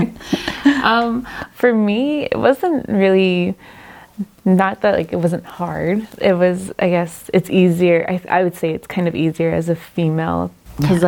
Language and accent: English; Quebec, Canada; also born or lived in Moosonee, Ontario; now in Sudbury, Canada; Until I was about eight years old. And then my mom decided to move to Quebec